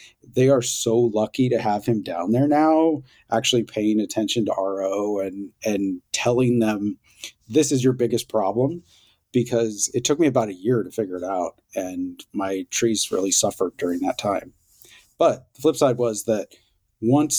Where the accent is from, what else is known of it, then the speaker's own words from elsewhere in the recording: Boonville, California, United States; moved away as an adult; also born or lived in Ithaca, New York; I grew up in Boonville, California, in Mendocino County